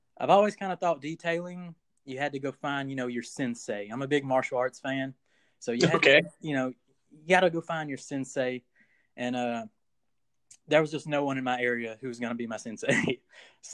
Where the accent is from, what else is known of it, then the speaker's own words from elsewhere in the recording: Coushatta, Louisiana, United States; I'm from Coushatta, Louisiana.